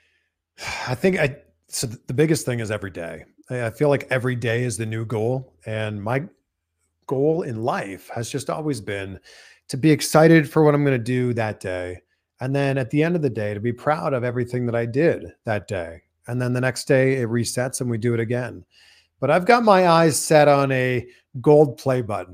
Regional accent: Canada; accent: Canadian English; now in United States; I live in America, but I'm Canadian. All I can speak is Canadian

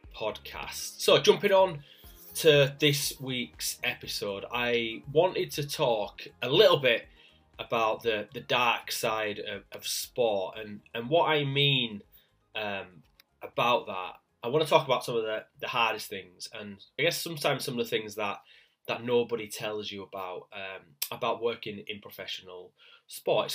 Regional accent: Leeds, Yorkshire and the Humber, United Kingdom; I'm from Leeds in the north of England.

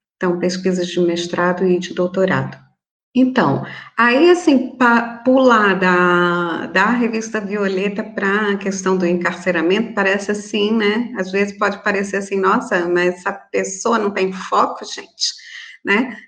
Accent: Florianópolis, Santa Catarina, Brazil; moved away; eu sou natural de Florianópolis

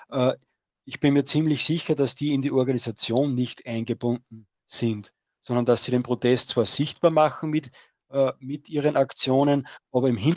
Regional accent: Austria; weil bei uns in Österreich wird die Schweiz immer als großes Vorbild dargestellt

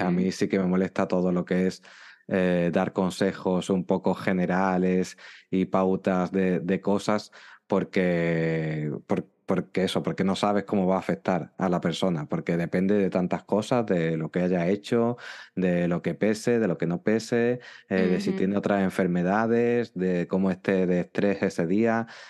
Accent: Málaga, Andalusia, Spain; yo soy de España y concretamente soy de, Andalucía y de la ciudad de Málaga

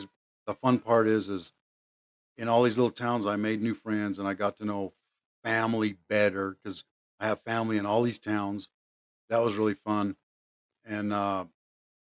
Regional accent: Holbrook, Arizona, United States; also born or lived in Rough Rock, Arizona / Snowflake, Arizona / Show Low, Arizona / St. Johns, Arizona; now in Mesa, United States; I went to high school in Holbrook

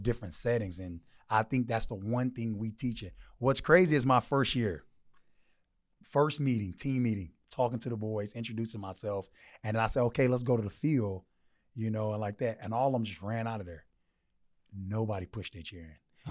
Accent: Texas, United States; now in Arizona, United States; I'm from Texas

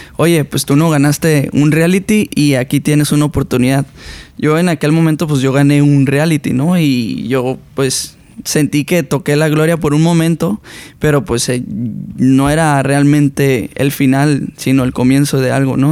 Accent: Sinaloa, Mexico; yo soy una persona de Sinaloa, donde es como la raíz de la banda

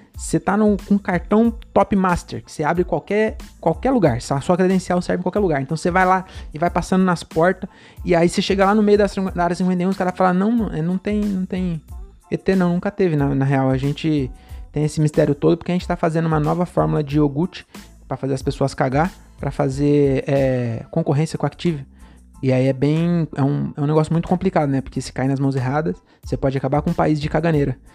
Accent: Francisco Morato, São Paulo, Brazil; also born or lived in Cajamar; eu nasci em Morato

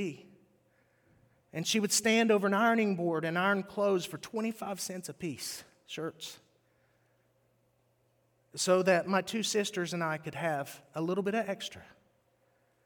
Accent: West Virginia, United States; moved away; West Virginia is where I grew up

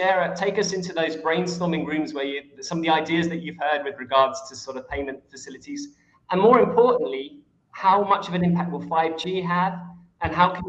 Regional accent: England, United Kingdom; I'm an Englishman

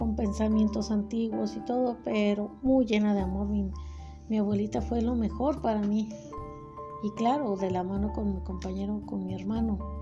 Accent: Guadalajara, Jalisco, Mexico; Yo nací en Guadalajara

